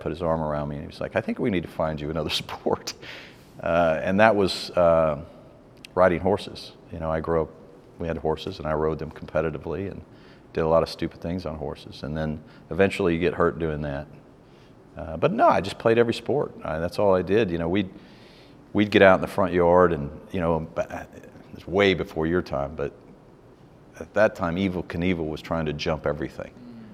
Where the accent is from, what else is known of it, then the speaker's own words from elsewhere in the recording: Irving, Texas, United States; also born or lived in St. Louis, Missouri; moved to Texas pretty young, but I grew up in Irving, Texas